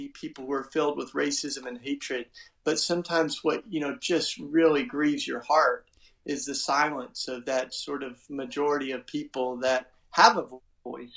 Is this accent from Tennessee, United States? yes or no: yes; Tennessee, United States; accent: charming accent; moved away as an adult; now in Philadelphia, United States; I grew up in the South in Tennessee. That's why I got, you know, the charming accent